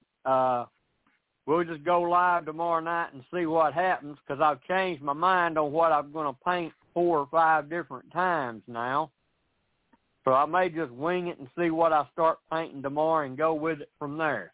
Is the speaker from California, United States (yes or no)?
no; Tennessee, United States; I'm from Tennessee.